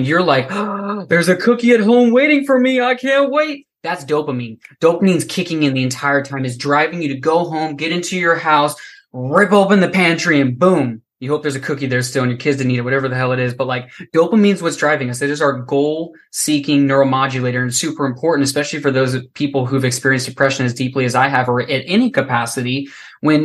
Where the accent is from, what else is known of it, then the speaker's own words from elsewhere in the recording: Florida, United States; I was born and raised in Florida. It is hot as fuck here